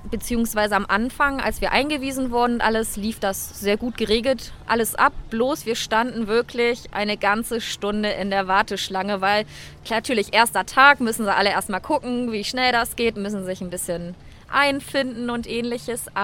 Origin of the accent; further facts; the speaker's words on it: Lower Saxony, Germany; Also für mich ist das natürlich auch ein Heimspiel. Ich komme hier aus der Nähe